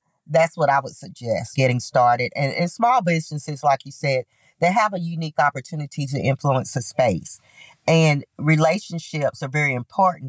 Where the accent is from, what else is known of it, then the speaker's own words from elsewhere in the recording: Knoxville, Tennessee, United States; being an African-American woman growing up in the South and in Knoxville